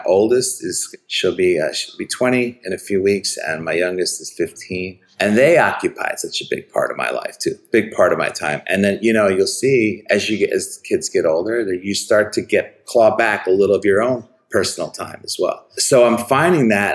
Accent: Chicago, Illinois, United States; growing up in Chicago, I grew up on the Northwest Side

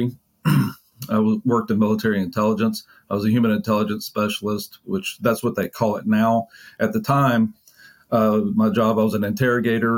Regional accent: Mississippi, United States; also born or lived in Jackson area, Mississippi; now in Frisco, United States; So I grew up in Mississippi, the majority of the time growing up, I grew up in a relatively rural area. And then we moved when I was in high school to a bigger city just outside of Jackson

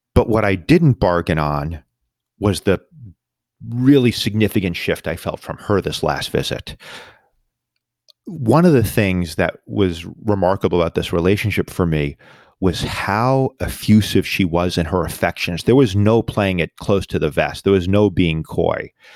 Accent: New York, United States; my hometown, New York

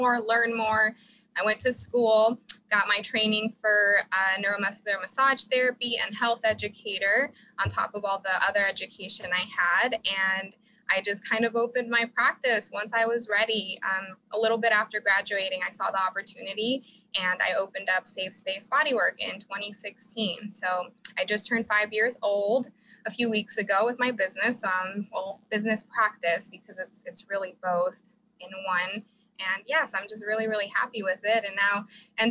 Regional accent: Mexico City, Mexico; also born or lived in Chicago / Vacaville / Fairfield; now in Sacramento, United States; So I was born in Chicago, but I grew up in Mexico City

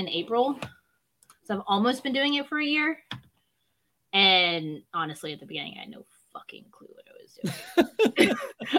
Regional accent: the South, United States; I grew up in the South

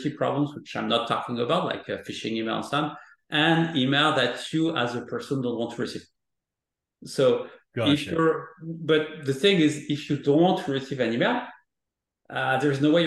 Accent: France; moved away; I'm coming from France

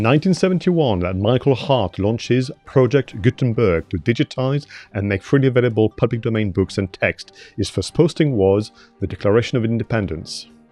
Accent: Toulouse, Occitania, France; moved away; I was born in Toulouse in the south of France

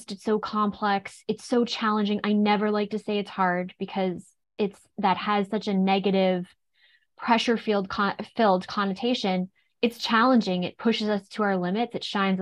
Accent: Nova Scotia, Canada; I'm also from Nova Scotia, and I grew up actually in a very naturopathically minded home.

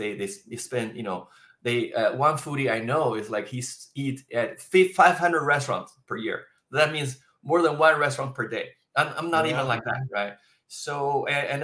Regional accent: Beijing, China; moved away as an adult; also born or lived in United States; now in Tokyo, Japan; I was born in Beijing, China, in an academic family.

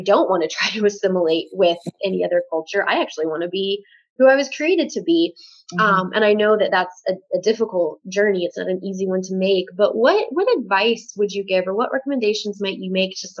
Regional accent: United States; I'm just American

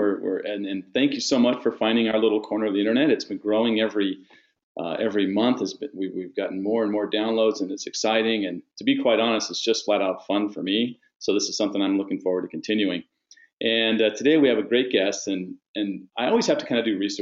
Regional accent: San Diego, California, United States; I grew up in San Diego

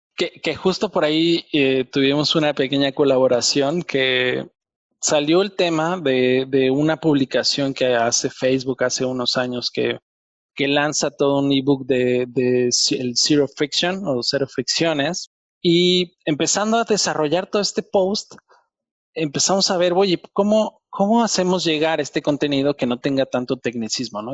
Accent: Mexico; moved away as an adult; now in Germany; yo soy mexicano

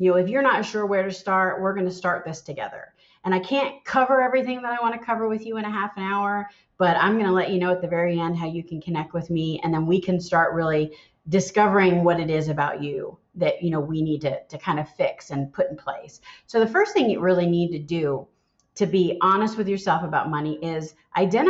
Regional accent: Philadelphia, Pennsylvania, United States; moved away; also born or lived in the South (US); I'm born and raised in Philadelphia.

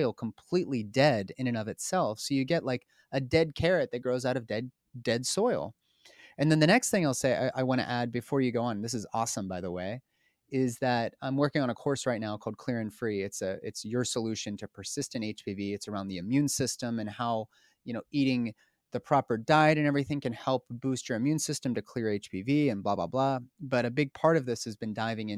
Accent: Pittsburgh, Pennsylvania, United States; There was like two grocery stores in Pittsburgh, my hometown

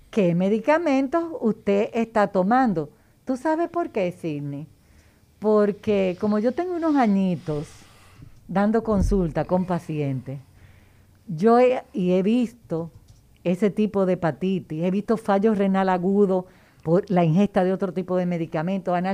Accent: Mexico; Bueno, como yo soy un mexicana

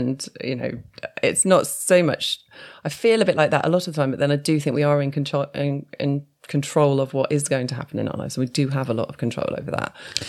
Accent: Newport, West Midlands, United Kingdom; moved away; also born or lived in London; I grew up in Shropshire. Yeah. So I grew up in Newport, so not far from Shrewsbury.

